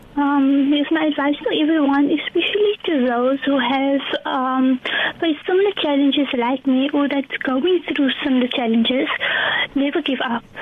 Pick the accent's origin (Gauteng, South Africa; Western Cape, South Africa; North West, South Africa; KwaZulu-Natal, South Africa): Western Cape, South Africa; Cape Town; I'm from Cravenby.